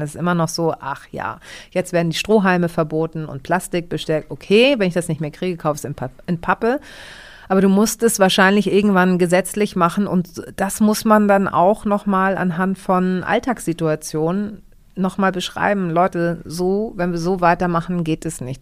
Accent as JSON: {"language": "German", "region": "Hamburg", "country": "Germany", "tie": "born or raised there", "said": "ich bin ja in Hamburg geboren und ähm, bin auch bei einer deutschen Tagesmutter groß geworden"}